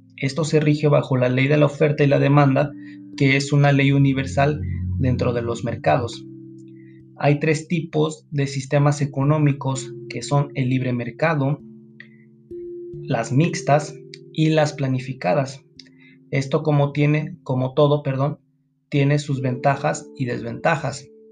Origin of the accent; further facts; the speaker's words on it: Mexico; nosotros como mexicanos